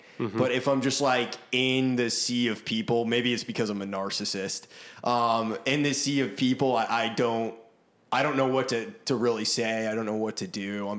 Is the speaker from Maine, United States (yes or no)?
yes; Maine, United States; now in Nashville, United States; growing up in Maine